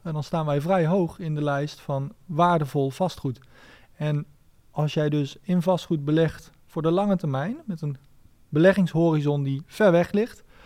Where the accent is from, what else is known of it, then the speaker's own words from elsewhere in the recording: Nijmegen, Gelderland, Netherlands; Ik, ik kom uit Nijmegen